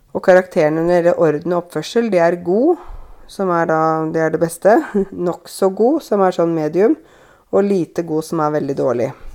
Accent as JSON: {"language": "Norwegian", "region": "Innlandet", "country": "Norway", "said": "jeg kommer fra Innlandet"}